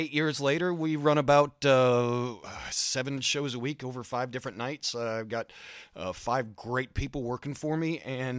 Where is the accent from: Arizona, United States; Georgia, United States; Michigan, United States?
Georgia, United States; Augusta; I am from Augusta, Georgia